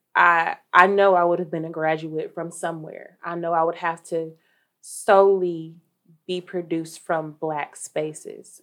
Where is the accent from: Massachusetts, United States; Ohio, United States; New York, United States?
Ohio, United States; Dayton; I'm from Dayton, Ohio, born and raised